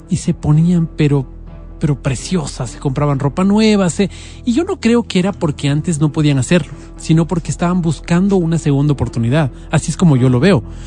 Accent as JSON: {"language": "Spanish", "town": "Quito", "region": "Pichincha", "country": "Ecuador", "said": "como quiteños"}